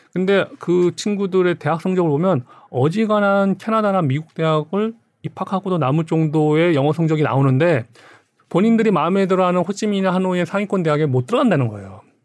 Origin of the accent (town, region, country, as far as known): South Korea; moved away as an adult; now in Vietnam